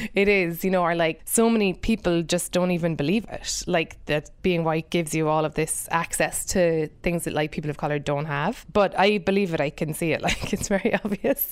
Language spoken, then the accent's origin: English; Ireland; moved away as an adult; now in United States; being an immigrant myself, I think 'cause I'm white and I'm Irish